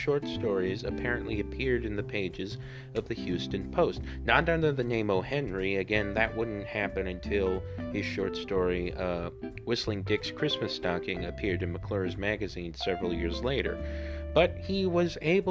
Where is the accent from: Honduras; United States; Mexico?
Honduras; my home country, Honduras.